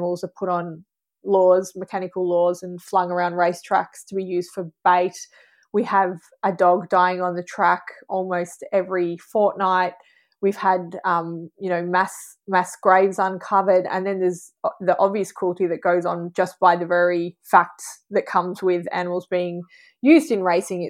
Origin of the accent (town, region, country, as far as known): Australia; accent: Australian